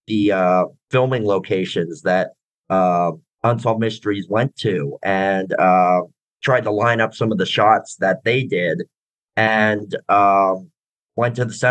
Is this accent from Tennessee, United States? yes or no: no; Palmyra, Pennsylvania, United States; moved away as an adult; now in Florida, United States; my hometown of Palmyra, Pennsylvania, just my old stomping grounds